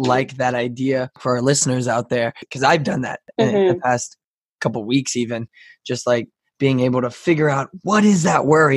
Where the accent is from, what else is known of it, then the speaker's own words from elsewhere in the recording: Texas, United States; I'm from a desert. I'm from the desert of Texas